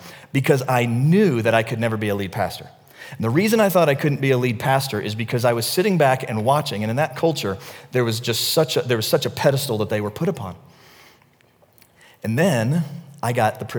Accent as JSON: {"language": "English", "region": "the South", "country": "United States", "tie": "born or raised there", "moved": "yes", "said": "I grew up in the South"}